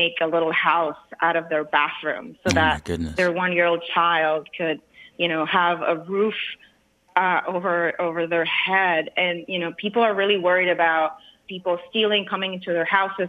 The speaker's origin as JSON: {"language": "English", "town": "Vega Alta", "country": "Puerto Rico", "tie": "born or raised there", "moved": "yes", "lives_now": "San Francisco, United States", "said": "I was born and raised in Puerto Rico."}